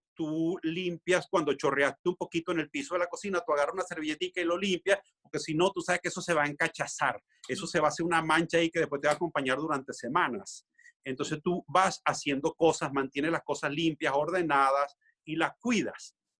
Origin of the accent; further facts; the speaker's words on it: Venezuela; moved away as an adult; now in Tenerife, Spain; mi patria es Venezuela